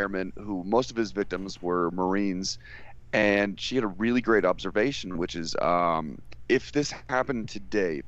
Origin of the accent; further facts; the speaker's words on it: Chicago, Illinois, United States; moved away; I'm originally from the Chicagoland area